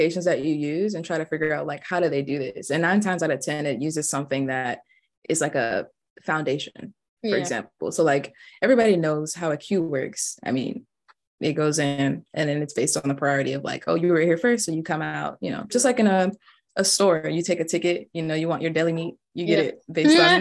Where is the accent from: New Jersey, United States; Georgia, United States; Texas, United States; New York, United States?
Georgia, United States; Stockbridge; I'm from Stockbridge, Georgia, and I studied computer science at Georgia